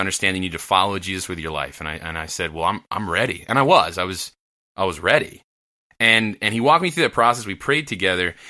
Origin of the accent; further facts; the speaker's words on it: New Jersey, United States; moved away; I grew up in New Jersey.